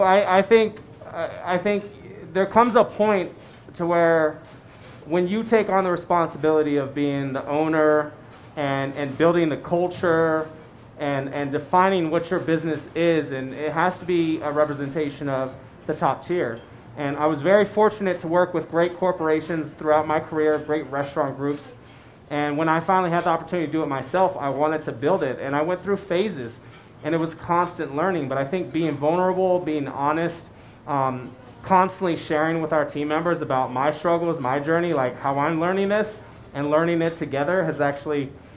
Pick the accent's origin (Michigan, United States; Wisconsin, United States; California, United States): California, United States; San Francisco; born or raised there; now in Colorado Springs, United States